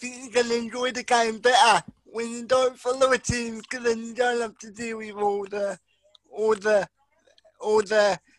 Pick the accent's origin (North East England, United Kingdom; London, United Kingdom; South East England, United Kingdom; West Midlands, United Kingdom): West Midlands, United Kingdom; Birmingham; I am from Birmingham